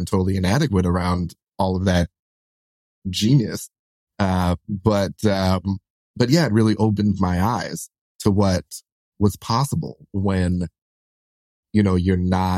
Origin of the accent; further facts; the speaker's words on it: New York City, New York, United States; we're like solidly like middle class, lower middle class, you know, growing up in Brooklyn